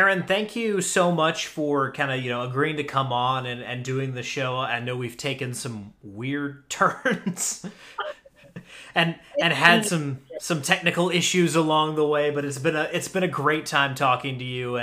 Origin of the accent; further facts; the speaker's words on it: Charlotte, North Carolina, United States; I'm from Charlotte. That's my hometown.